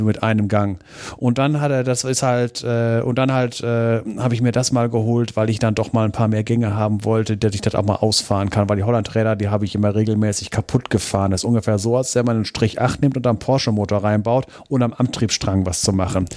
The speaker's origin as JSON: {"language": "German", "country": "Germany", "said": "hier bei uns in Deutschland"}